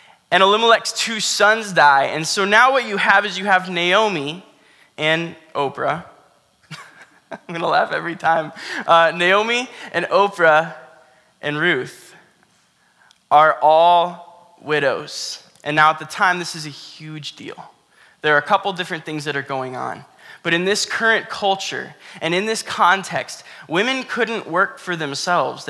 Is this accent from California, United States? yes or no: no; Florida, United States; I grew up in Florida